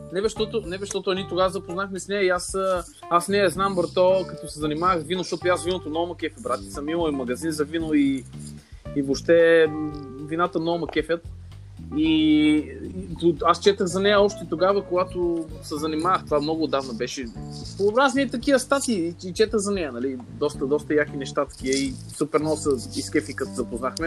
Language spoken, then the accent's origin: Bulgarian; Lovech, Lovech Province, Bulgaria; moved away as an adult; also born or lived in Sofia; аз съм от Ловеч и отивам в София след казармата